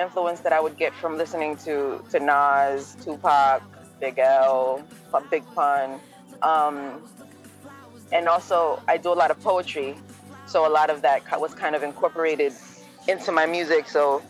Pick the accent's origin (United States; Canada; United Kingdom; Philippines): Philippines; born there; moved away; I was born in the Philippines. Mm-hmm. I had I lived in a really kind of bad, not a bad environment, but it wasn't an easy life back home.